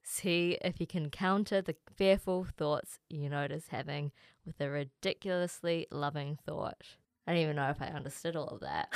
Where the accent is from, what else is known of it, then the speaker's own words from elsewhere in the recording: Auckland, New Zealand; I grew up in Auckland, born here, born and raised.